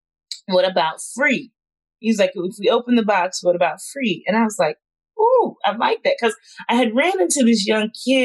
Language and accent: English; South Carolina, United States; moved away as an adult; I grew up in South Carolina